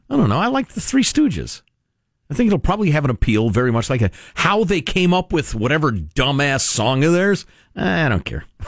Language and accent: English; Chicago, Illinois, United States; I grew up in Chicago and went to the Brookfield Zoo